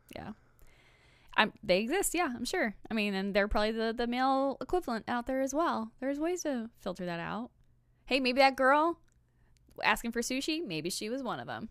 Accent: Belton, Missouri, United States; I'm from Belton

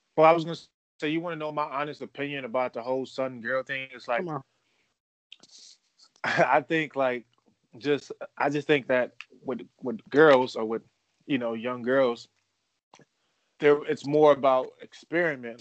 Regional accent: United States; I'm American

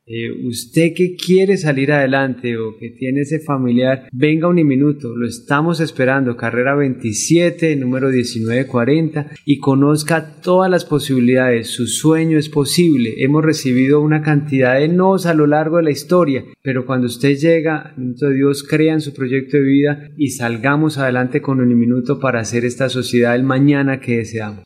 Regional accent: Bogotá, Colombia; moved away as an adult; also born or lived in Cúcuta, Norte de Santander, Colombia; yo vengo de, Bogotá en el año 2018, aunque nací en Cúcuta, pero todo el tiempo, digamos, que estuve, eh, digamos, en el centro del país

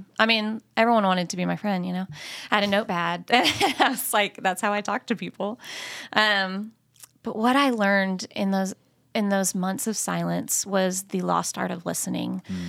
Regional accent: Tyler, Texas, United States; actually a West Texas girl. So born and raised close to this area. And like Brett said … I am from Tyler, Texas.

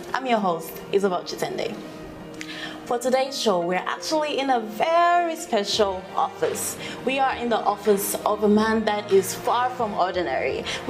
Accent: Angola; moved away as an adult; now in Ghana; I'm from Angola, and I moved to Ghana in November last year.

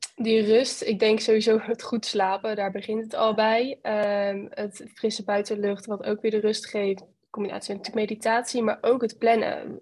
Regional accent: Westland, South Holland, Netherlands; ik eh, kom uit het Westland. Dat is een uh, plaatsje tussen eh, Den Haag en Rotterdam in.

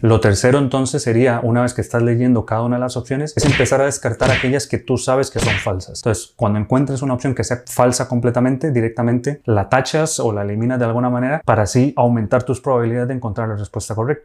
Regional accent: Costa Rica; moved away as an adult; now in Spain; soy médico de Costa Rica, actualmente terminando la residencia en urología aquí en España

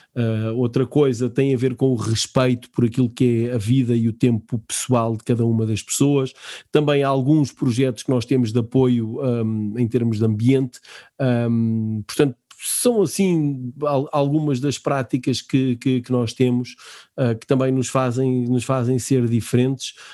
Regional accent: Portugal; nós, enquanto portugueses

